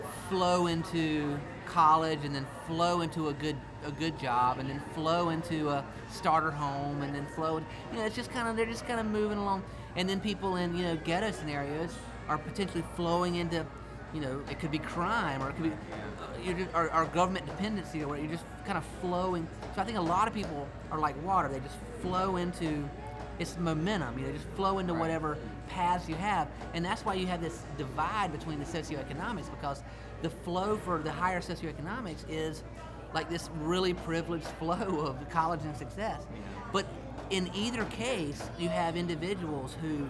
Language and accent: English; South Carolina, United States; I'd say South Carolina